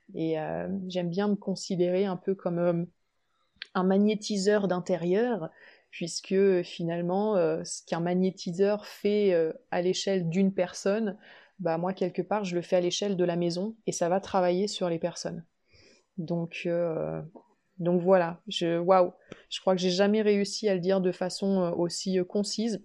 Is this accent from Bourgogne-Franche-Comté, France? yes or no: no; Limoges, Nouvelle-Aquitaine, France; also born or lived in Savoie; now in Limoges, France; revenir du coup sur ma terre natale, à Limoges